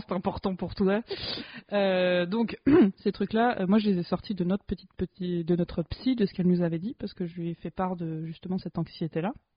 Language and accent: French; France; en tant que française privilégiée